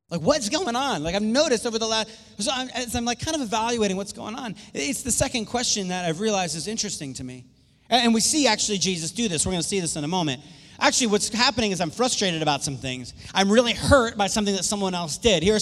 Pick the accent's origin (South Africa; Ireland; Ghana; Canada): Ireland; My voice, my volume's just, I'm Irish, so I raise my voice a little more.